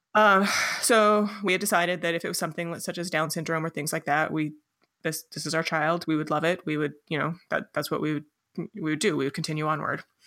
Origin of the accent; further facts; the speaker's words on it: Los Alamos, New Mexico, United States; I grew up in Los Alamos, New Mexico